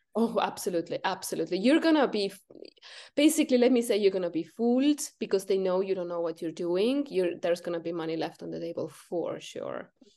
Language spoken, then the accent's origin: English; Estonia; I'm from North Europe, Estonia